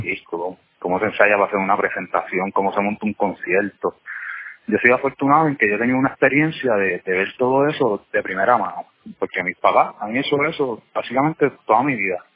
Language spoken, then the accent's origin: Spanish; Puerto Rico; now in New York, United States; nosotros como puertorriqueños